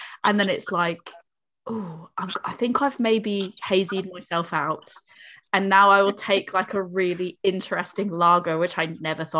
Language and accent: English; Boston, Massachusetts, United States; I'm from Boston